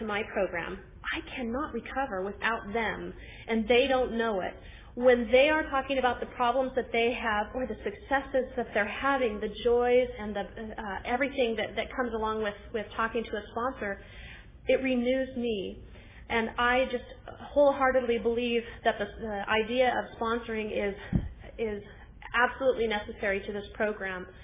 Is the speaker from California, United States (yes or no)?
yes; Susanville, California, United States; I'm from Susanville, which is a very small town in Northern California